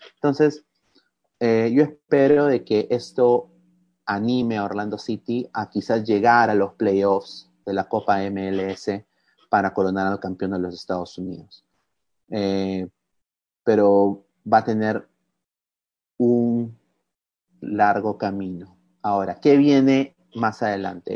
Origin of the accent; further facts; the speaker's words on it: Peru; como peruano